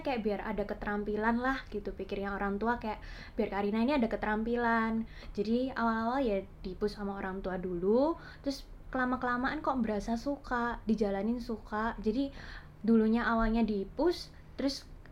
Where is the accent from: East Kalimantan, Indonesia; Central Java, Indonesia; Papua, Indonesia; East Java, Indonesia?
East Java, Indonesia; Surabaya; moved away as an adult; now in Taiwan; aku asalnya dari Surabaya